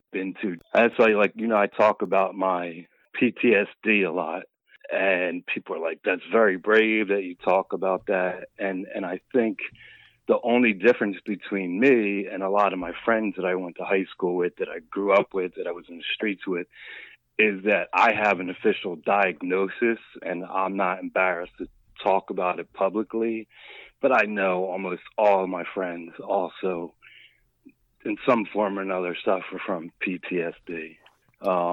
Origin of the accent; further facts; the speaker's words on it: Philadelphia, Pennsylvania, United States; All 54 years in Philadelphia. Born and raised.